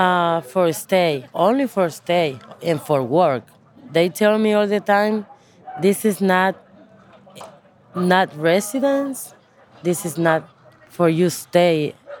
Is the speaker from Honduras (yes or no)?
yes; Honduras; English is a second language; moved away as an adult; also born or lived in United States; I am 38 years old. I'm from Honduras.